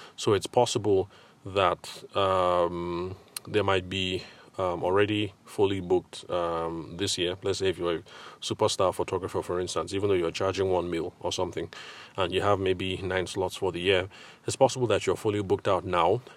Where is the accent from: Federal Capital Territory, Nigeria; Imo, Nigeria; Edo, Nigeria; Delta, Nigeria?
Federal Capital Territory, Nigeria; Abuja; also born or lived in Lagos / Ile-Ife / Aberdeen; now in Abuja, Nigeria; I grew up in Abuja